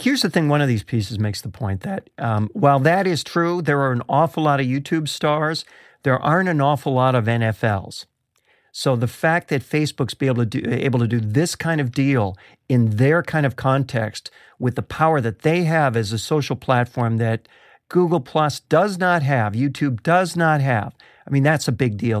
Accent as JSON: {"language": "English", "town": "Rochester", "region": "New York", "country": "United States", "tie": "born or raised there", "said": "I grew up in Rochester, New York"}